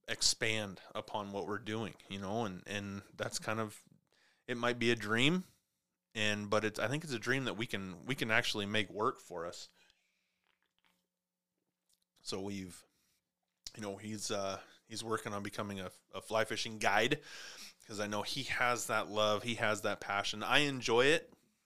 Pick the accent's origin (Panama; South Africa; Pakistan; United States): United States; Montana; also born or lived in Clarkston; It's always been a growing up in Montana and then, you know, down on the Snake River, down in Clarkston, you know, I've always been around water.